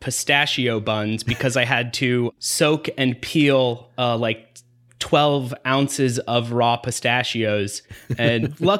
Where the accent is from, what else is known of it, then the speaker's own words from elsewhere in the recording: the South, United States; I'm from the South